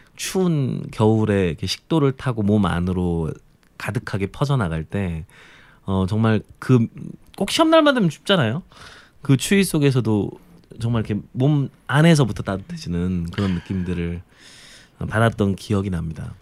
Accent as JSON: {"language": "Korean", "town": "Jeonju", "region": "North Jeolla", "country": "South Korea", "tie": "born or raised there", "said": "제 고향인 전주"}